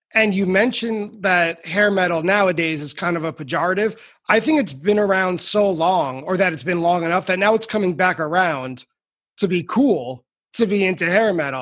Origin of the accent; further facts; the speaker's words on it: New York City, New York, United States; I grew up in New York City